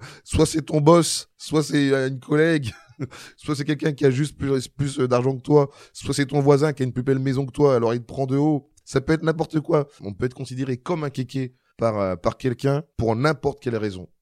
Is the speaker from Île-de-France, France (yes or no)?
no; Marly-Gaumont, Hauts-de-France, France; je jouais au foot quand j'étais euh, gamin euh, à Marly Gaumont